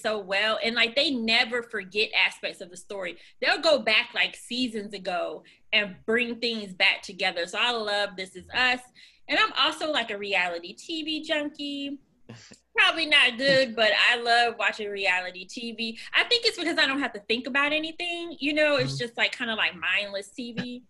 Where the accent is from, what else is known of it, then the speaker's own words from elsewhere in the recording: Florida, United States; moved away; I'm originally from Florida